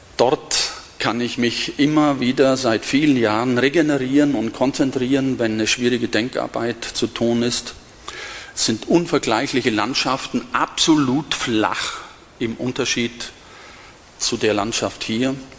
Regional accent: west of Augsburg, Diocese of Augsburg, Bavaria, Germany; moved away as an adult; now in Berlin, Germany; ich stamme aus dem Bistum Augsburg und bin hier aufgewachsen. Nicht hier in Benediktbeuren, paar Kilometer entfernt, westlich von Augsburg

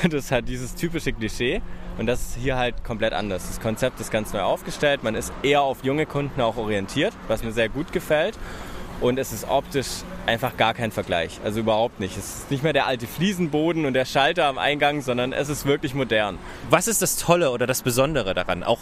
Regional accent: Stuttgart, Baden-Württemberg, Germany; moved away as an adult; now in Berlin, Germany; Ich komme jetzt aus Berlin, ursprünglich eigentlich aus Stuttgart. Wir sind vor sieben Monaten hergezogen

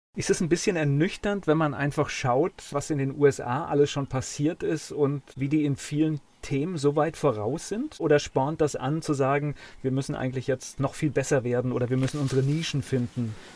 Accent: Kamen, North Rhine-Westphalia, Germany; ich komme ja aus Kamen gebürtig

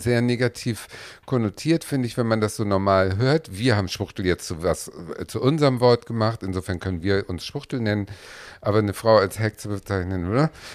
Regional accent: Hamburg, Germany; ich bin Hamburgerin

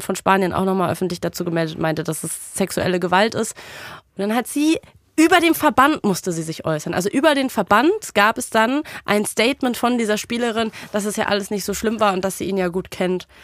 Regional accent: Berlin, Germany; als Berlinerin

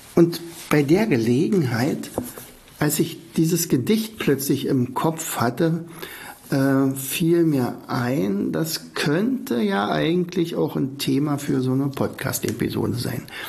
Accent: Oderberg, Brandenburg, Germany; moved away; in meinem Heimatort Oderberg

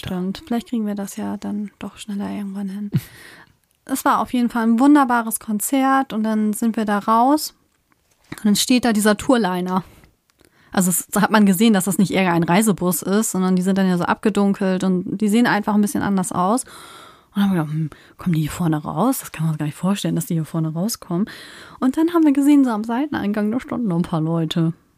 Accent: Germany; wir sind aus Deutschland.

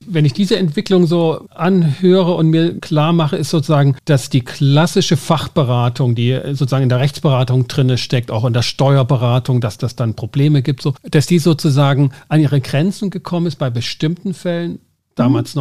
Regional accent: Schwarzenberg, Germany; Ich komme aus Schwarzenberg. Wir haben das im Stadtwappen. Wir haben die Geschichte im Kindergarten gehört

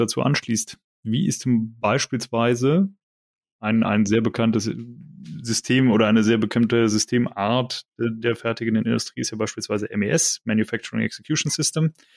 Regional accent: Rhineland, Germany; als Rheinländer

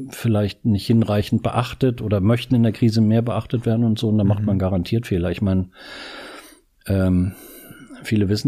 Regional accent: Northern Germany, Germany; ich komme aus Norddeutschland und so, und früher bin ich viel Fahrrad gefahren

